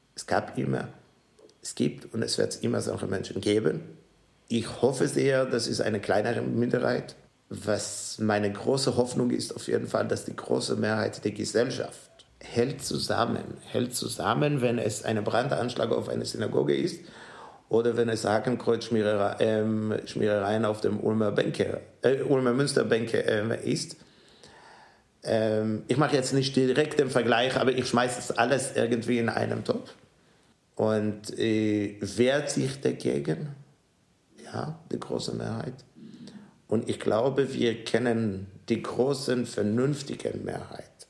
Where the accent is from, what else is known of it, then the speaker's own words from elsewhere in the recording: Israel; German is a second language; moved away as an adult; also born or lived in New York / Melbourne; now in Ulm, Germany; meine Heimat bleibt in Israel und ich fühle mich hier zu Hause.